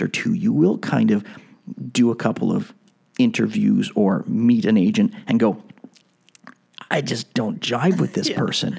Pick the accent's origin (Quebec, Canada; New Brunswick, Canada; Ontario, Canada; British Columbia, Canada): Quebec, Canada; Montreal; I have a bit of a French background growing up in Montreal, and not that I'm French